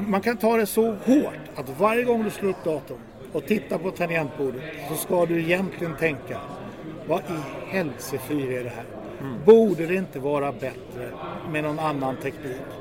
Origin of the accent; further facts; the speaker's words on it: Sweden; jag är då svensk